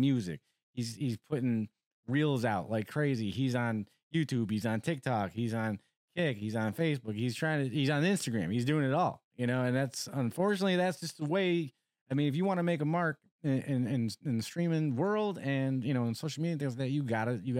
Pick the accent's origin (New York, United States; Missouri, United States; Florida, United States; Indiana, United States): New York, United States; also born or lived in Elmont, New York; I'm from New York. I'm a city boy, right? Yeah. I'm straight out of the concrete jungle